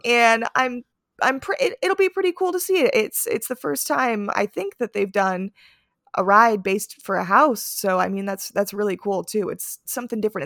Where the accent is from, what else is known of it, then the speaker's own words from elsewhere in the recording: Florida, United States; growing up in Florida